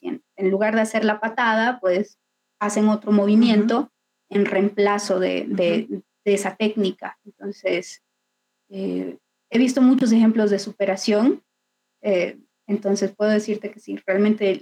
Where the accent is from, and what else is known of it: Bolivia